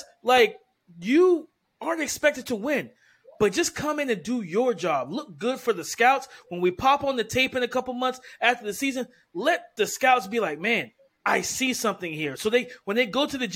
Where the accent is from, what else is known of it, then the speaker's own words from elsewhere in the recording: South Carolina, United States; I'm from South Carolina